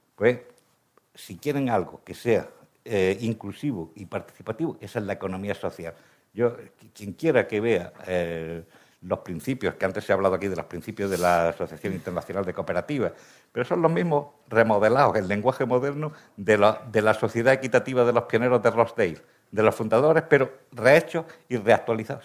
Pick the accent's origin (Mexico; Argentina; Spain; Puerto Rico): Spain; Granada, Andalusia; soy granadino